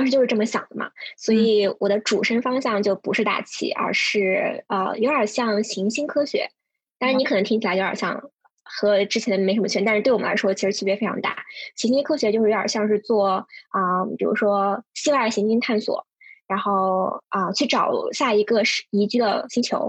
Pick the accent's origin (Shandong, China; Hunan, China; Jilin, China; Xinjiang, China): Xinjiang, China; Urumqi; now in New York, United States; 对我来自乌鲁木齐，确实乌鲁木齐和西宁差的有点距离，但是都可以归归类为不包邮区，所以嗯，这个还算是相近吧。唯一的共同点不包邮区，大西北。